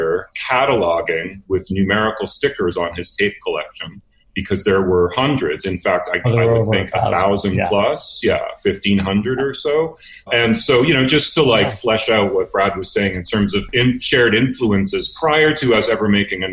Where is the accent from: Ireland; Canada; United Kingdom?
Canada; Winnipeg, Manitoba; moved away as an adult; now in Montreal, Canada; I'm from Winnipeg originally. I moved here in 88 to Montreal